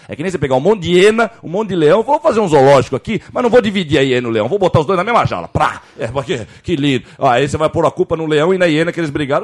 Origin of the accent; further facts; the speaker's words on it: Jordanópolis, São Paulo, Brazil; Eu sou lá de Jordanópolis, da favela naval